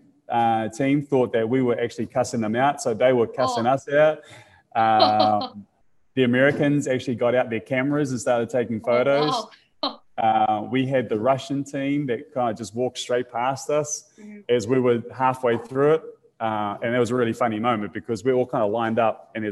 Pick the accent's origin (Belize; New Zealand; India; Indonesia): New Zealand; being a New Zealander